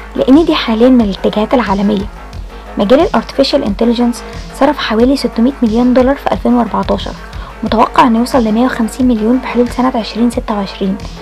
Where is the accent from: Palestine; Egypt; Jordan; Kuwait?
Egypt; عندنا في مصر